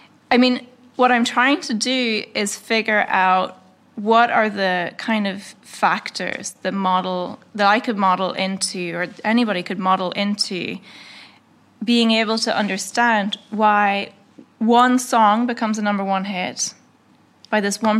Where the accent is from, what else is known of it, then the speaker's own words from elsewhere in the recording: Northern Ireland, United Kingdom; but the first thing is I'm from Northern Ireland, and like, okay, wait, where is that?